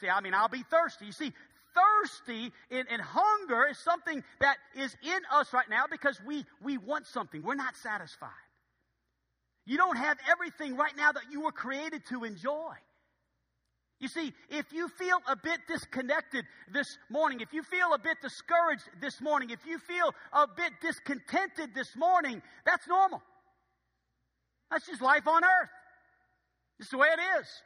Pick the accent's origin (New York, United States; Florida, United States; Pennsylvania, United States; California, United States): Pennsylvania, United States; Philadelphia; No, I really, no, I'm from Philadelphia. I, no, I don't know anybody.